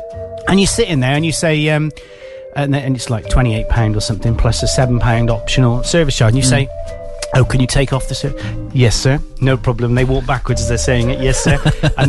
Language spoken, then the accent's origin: English; Gloucester, South West England, United Kingdom; I'm from Gloucester